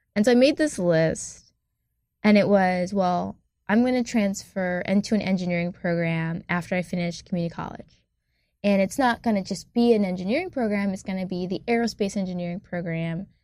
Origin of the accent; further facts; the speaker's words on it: Ann Arbor, Michigan, United States; I'm from a town in Michigan called Ann Arbor